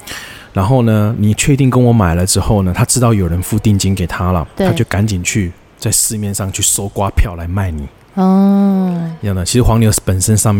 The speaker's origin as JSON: {"language": "Chinese", "country": "Taiwan", "accent": "Taiwanese Mandarin", "said": "台湾国语就出来。"}